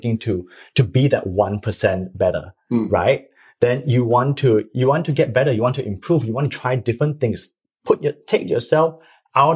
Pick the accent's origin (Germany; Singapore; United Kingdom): Singapore; being a Singaporean, we are all very practical